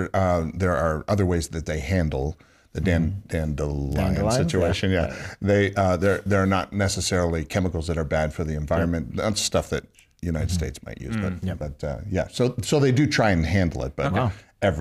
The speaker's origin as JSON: {"language": "English", "country": "Canada", "moved": "yes", "said": "I'm from Canada."}